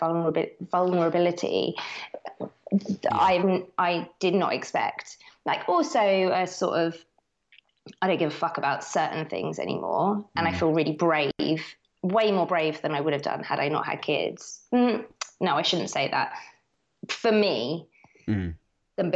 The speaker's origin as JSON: {"language": "English", "town": "Herne Bay", "region": "South East England", "country": "United Kingdom", "tie": "born or raised there", "said": "I grew up in Herne Bay."}